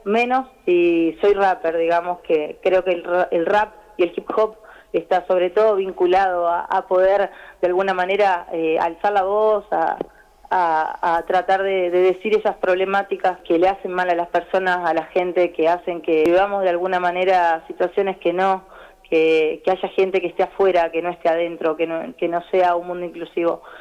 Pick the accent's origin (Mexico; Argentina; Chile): Argentina; Santa Fe; acá en Santa Fe, que es de donde yo nací, yo soy de Santa Fe Capital